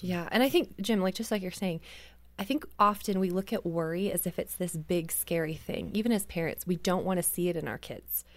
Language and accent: English; Canada; I grew up in Canada